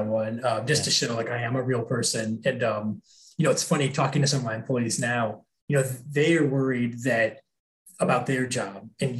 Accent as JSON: {"language": "English", "town": "Columbus", "region": "Ohio", "country": "United States", "tie": "born or raised there", "also_born_or_lived": "Wisconsin / Minnesota", "said": "I grew up, I kind of like lived all around the Midwest. I lived in Wisconsin, Minnesota, Ohio. I grew up in Columbus, Ohio."}